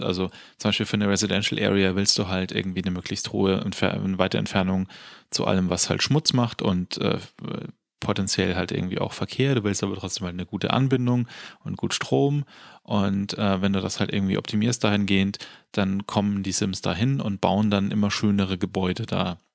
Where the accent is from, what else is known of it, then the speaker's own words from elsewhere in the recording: Germany; als Deutscher